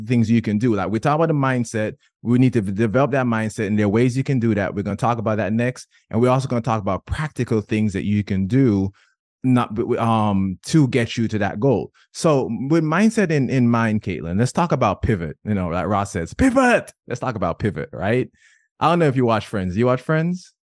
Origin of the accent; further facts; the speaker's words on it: Jamaica; I'm Jamaican